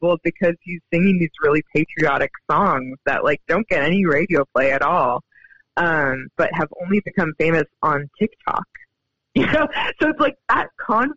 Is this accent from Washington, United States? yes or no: yes; Seattle, Washington, United States; moved away as an adult; also born or lived in New York; I was born in Seattle